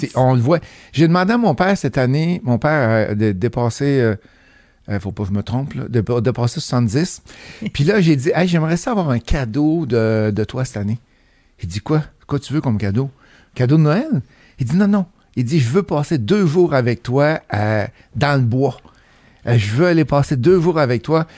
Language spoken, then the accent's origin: French; Saint-Prosper, Quebec, Canada; accent: beauceronne; moved away as an adult; also born or lived in Sherbrooke / Mississauga, Ontario; je suis originaire de la Beauce, fait que s'il y a des mots des fois que, que ça ne sonne pas montréalais, ça c'est mon origine beauceronne